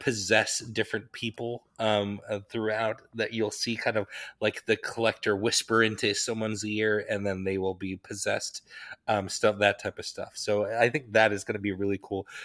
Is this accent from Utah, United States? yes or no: yes; Wasatch Range, Utah, United States; I grew up in the Wasatch Range of the Rocky Mountains